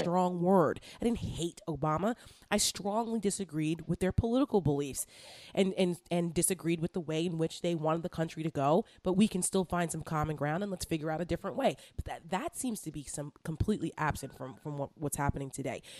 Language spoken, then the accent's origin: English; Bergen County, New Jersey, United States; moved away; I'm from Bergen County